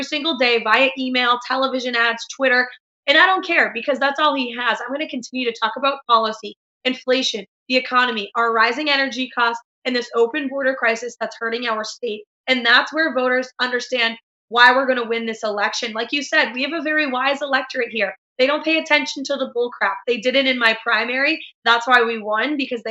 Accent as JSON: {"language": "English", "region": "New Hampshire", "country": "United States", "said": "my generation of Granite Staters"}